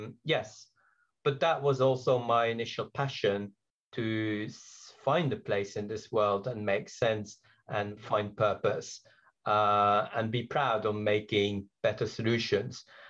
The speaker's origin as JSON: {"language": "English", "country": "Belgium", "also_born_or_lived": "Britain", "second_language": "English", "moved": "yes", "lives_now": "United Kingdom", "said": "I'm originally from Belgium. English is my third language. I came to Britain, oh, very long time ago"}